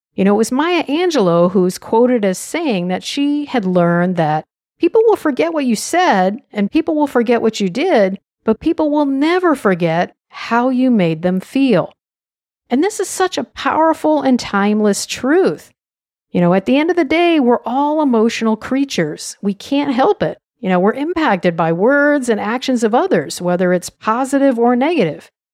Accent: United States; I'm an American

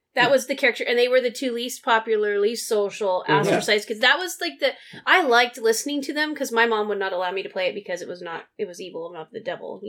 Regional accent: United States; We're American.

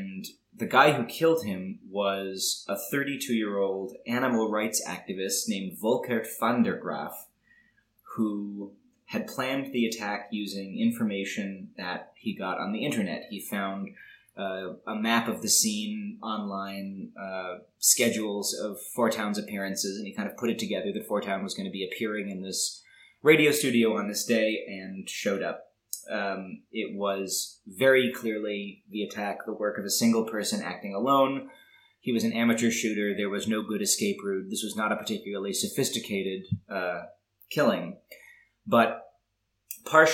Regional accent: United States; I come from America

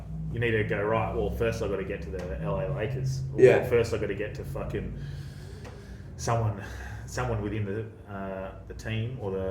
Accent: Australia; when you go to the States, being Australian.

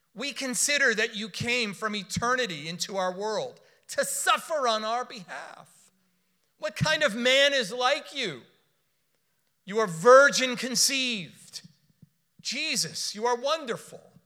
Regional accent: Miami, Florida, United States; I was born in Miami. I was raised in South Florida.

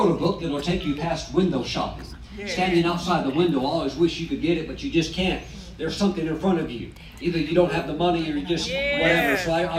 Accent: Charlotte, North Carolina, United States; Here's my wife, Kelly. And we are from North Carolina, over from the Charlotte area.

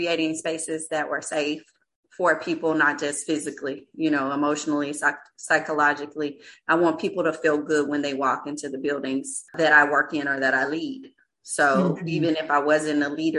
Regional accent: St. Louis, Missouri, United States; now in Dallas, United States; I am originally from St. Louis, Missouri. I currently live in North Dallas in Texas.

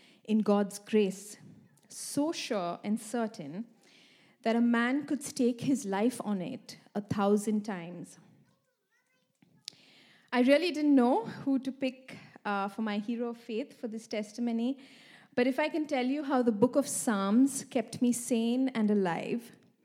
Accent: India; moved away as an adult; also born or lived in Sweden; now in Malmö, Sweden; I've been living here for the past 5 years in Sweden. I come from India

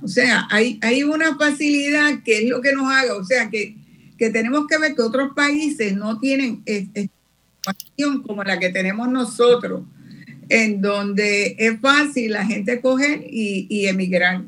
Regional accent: Puerto Rico; la cantidad de población que tenemos acá en Puerto Rico

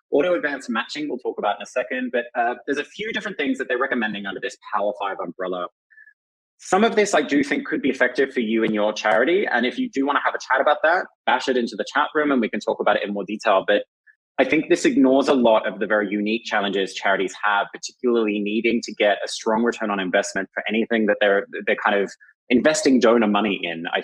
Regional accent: Australia; as an Australian, I'm authorized to advertise in Australia

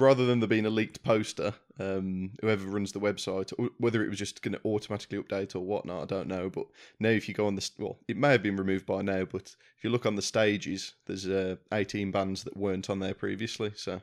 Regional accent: Wolverhampton, West Midlands, United Kingdom; I'm from Wolverhampton, we had the Civic Hall

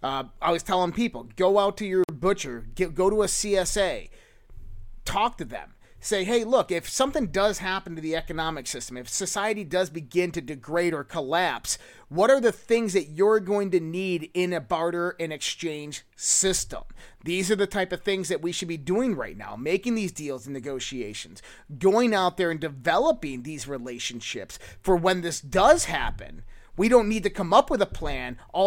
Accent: Northeast, United States; now in Minnesota, United States; Even though it's Minnesota, I grew up in the Northeast.

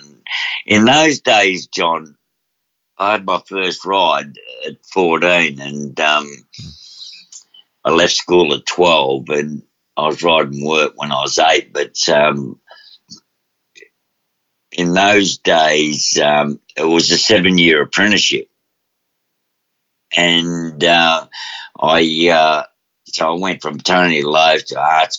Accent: Melbourne, Victoria, Australia; also born or lived in Adelaide, Australia; when I was born in Adelaide, and I had a sister and a brother. I was the youngest of 3, and I can't remember at 2 years of age, but the story goes is Dad drove them back in a Volkswagen to Melbourne

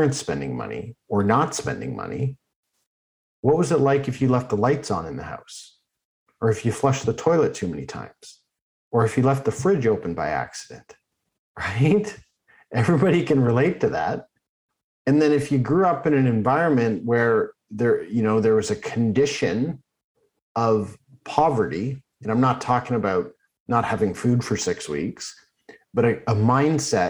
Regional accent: Oakville, Ontario, Canada; when I grew up in Oakville.

